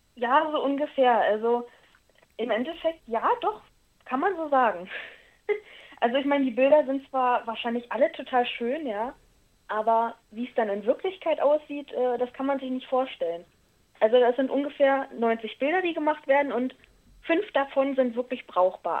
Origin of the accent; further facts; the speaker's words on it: Berlin, Germany; accent: Berlinisch; now in Brandenburg, Germany; ursprünglich bin ich ja auch eigentlich Berlinerin